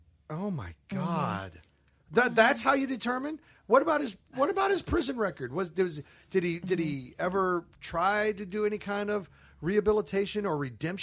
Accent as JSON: {"language": "English", "town": "Overland Park", "region": "Kansas", "country": "United States", "tie": "born or raised there", "also_born_or_lived": "Louisville, Kentucky", "said": "I was raised in Overland Park, Kansas, but born in Louisville."}